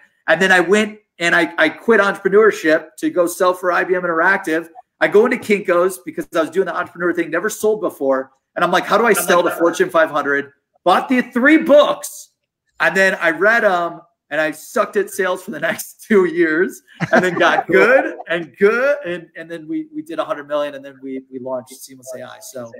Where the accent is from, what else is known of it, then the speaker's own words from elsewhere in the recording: Columbus, Ohio, United States; So I'm born and raised in Ohio. Columbus, Ohio.